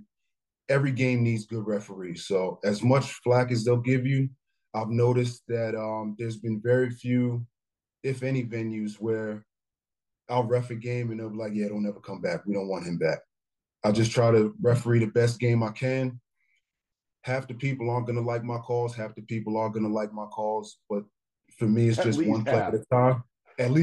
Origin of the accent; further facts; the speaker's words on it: Plainfield, New Jersey, United States; Plainfield, my hometown